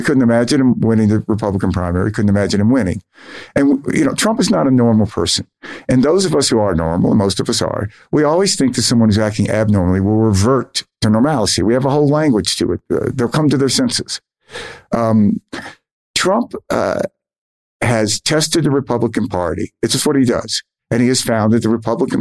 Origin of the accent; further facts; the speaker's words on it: Mississippi, United States; now in Los Angeles, United States; I grew up with in Mississippi